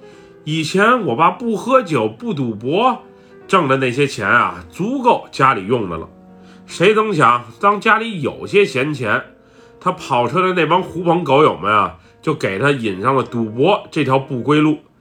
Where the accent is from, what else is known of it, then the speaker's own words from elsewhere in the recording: Buriram, Thailand; 我从小是在泰国东北部的乌里兰府长大的。以前我们这个地方在泰国来讲不是很出名